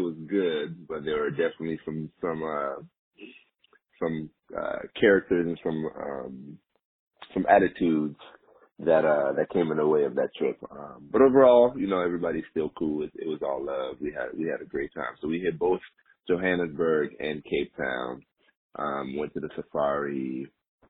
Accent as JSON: {"language": "English", "country": "Burkina Faso", "tie": "born or raised there", "said": "Grew up in Burkina Faso"}